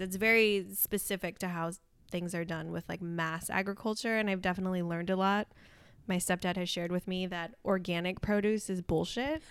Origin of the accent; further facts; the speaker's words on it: Santa Maria, California, United States; now in Los Angeles, United States; I grew up in Santa Maria, the central coast of California